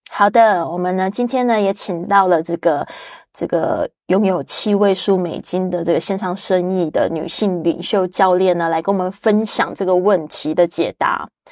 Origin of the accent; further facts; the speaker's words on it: Taiwan; moved away; 特别是 Joanne 也是来自我的老家台湾